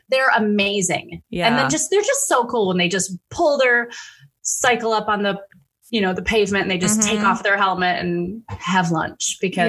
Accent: United States; I'm American.

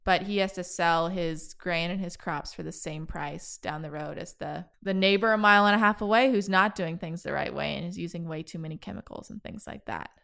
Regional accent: Kansas, United States; now in Austin, United States; growing up in Kansas, there was no, there's no opportunity to rock climb

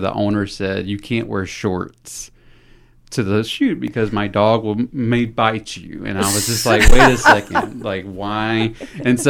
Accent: Thomasville, Georgia, United States; moved away as an adult; now in Newnan, United States; born and raised in Thomasville, Georgia

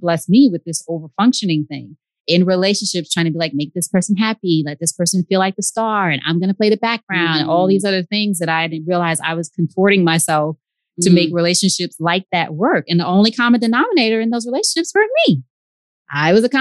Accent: New York, United States; now in Georgia, United States; I'm from New York. He's from New York. We're both here in Georgia.

